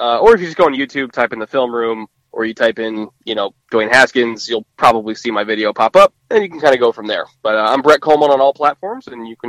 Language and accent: English; Southern California, United States; I'm from Southern California